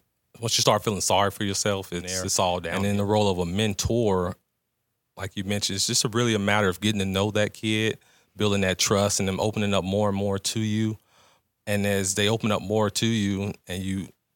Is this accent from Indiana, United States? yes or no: yes; Gary, Indiana, United States; moved away; also born or lived in Phoenix; growing up, especially once I left Gary